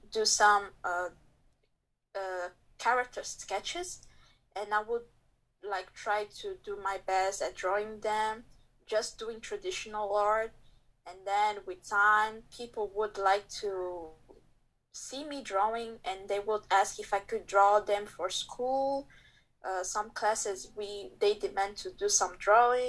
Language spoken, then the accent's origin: English; Angola; now in Belgium; I was born in Belgium, raised in Angola, but currently living in Belgium.